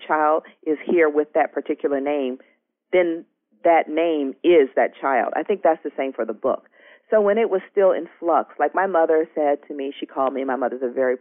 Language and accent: English; Georgia, United States; now in Brooklyn, United States; I live in Brooklyn, and I tell people I'm from Georgia